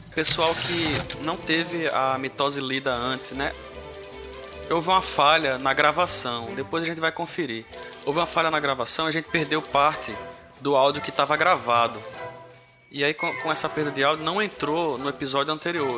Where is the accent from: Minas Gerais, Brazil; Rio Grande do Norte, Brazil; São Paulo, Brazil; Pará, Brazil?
Rio Grande do Norte, Brazil; aqui é todo mundo do Rio Grande do Norte